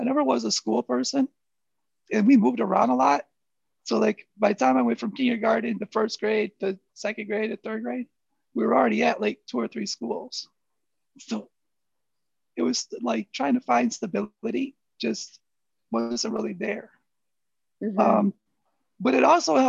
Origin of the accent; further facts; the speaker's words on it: Flint, Michigan, United States; growing up in Flint